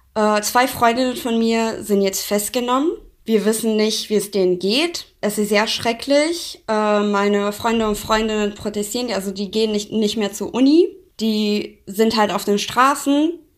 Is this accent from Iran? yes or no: yes; Iran; German is a second language; moved away as an adult; now in Germany; ich bin im Iran geboren, ich bin im Iran aufgewachsen, bis ich 19 war.